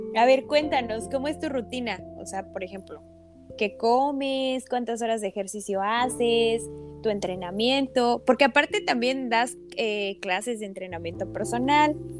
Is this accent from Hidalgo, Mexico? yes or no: yes; Ixmiquilpan, Hidalgo, Mexico; yo también soy de Ixmiquilpan